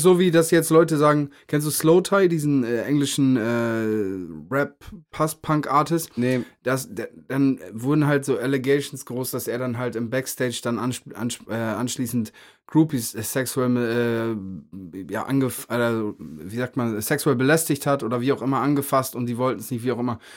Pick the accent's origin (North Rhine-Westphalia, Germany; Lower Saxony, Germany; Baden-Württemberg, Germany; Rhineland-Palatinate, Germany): Lower Saxony, Germany; Meppen; moved away; im Jam Center in Meppen eine Show. Ähm, erstes Mal in meiner Heimatstadt